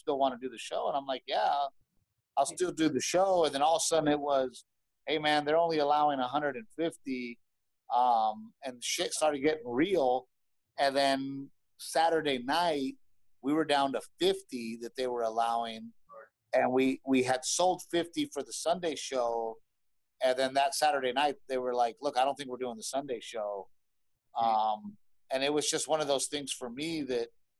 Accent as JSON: {"language": "English", "region": "Texas", "country": "United States", "also_born_or_lived": "Los Angeles", "said": "I am from Texas and I've been hunting and fishing my whole fucking life"}